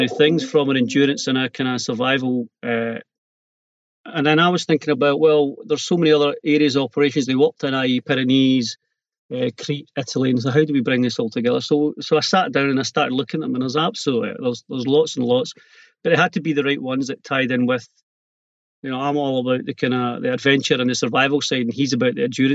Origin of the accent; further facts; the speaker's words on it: Scotland, United Kingdom; also born or lived in Ayrshire; being Scottish